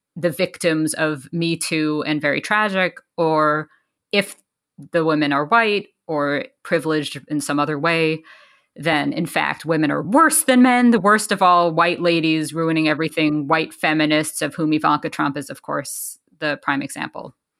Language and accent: English; New York City, New York, United States; I grew up in New York City